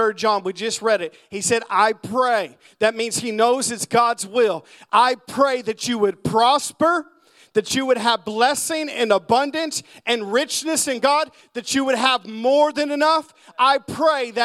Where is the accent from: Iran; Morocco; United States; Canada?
United States; I'm an American